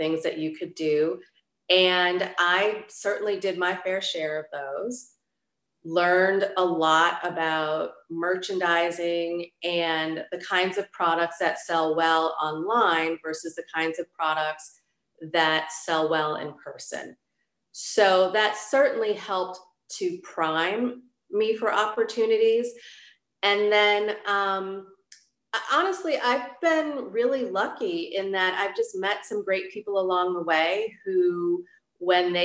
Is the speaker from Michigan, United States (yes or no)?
yes; Detroit, Michigan, United States; moved away; my hometown, which is Detroit